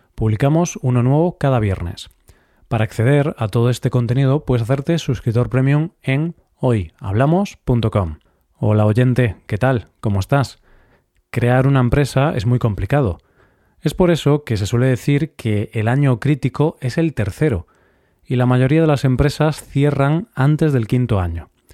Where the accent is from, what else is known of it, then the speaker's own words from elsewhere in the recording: Vigo, Galicia, Spain; mi ciudad natal, Vigo